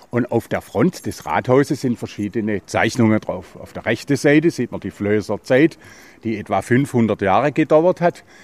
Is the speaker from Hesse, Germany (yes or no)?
no; Baden-Württemberg, Germany; Ich bin geborener Schwarzwälder, weil meine Mutter ist geborene Schwarzwälder. Dann bin ich im Schwarzwald aufgewachsen und bin jetzt exakt seit 50 Jahren in Schildach